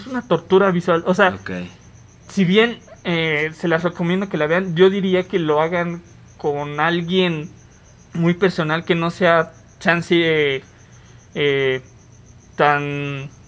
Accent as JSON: {"language": "Spanish", "country": "Mexico", "said": "nosotros como mexicanos y como comunidad también latina"}